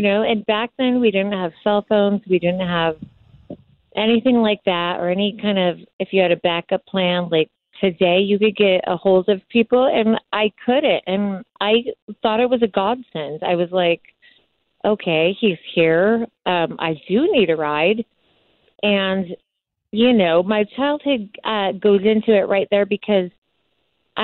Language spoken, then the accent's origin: English; Morongo Valley, California, United States; I grew up in Morongo Valley with no electricity or running water until I was in my teen years